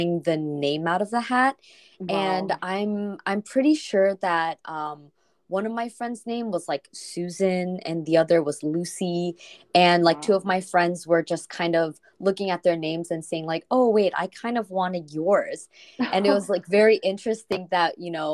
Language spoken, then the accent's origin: English; Seoul, South Korea; English is a second language; So I grew up in Korea. I was born in Seoul.